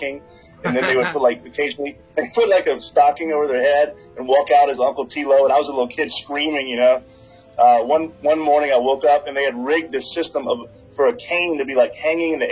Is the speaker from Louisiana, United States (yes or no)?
yes; Louisiana, United States; moved away as an adult; also born or lived in New Orleans, Louisiana / Lafayette, Louisiana / mainland China; I'm from Louisiana, grew up partially in New Orleans and in Lafayette